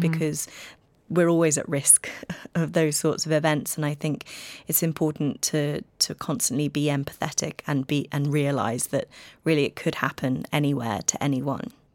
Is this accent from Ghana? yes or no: no; United Kingdom; I'm British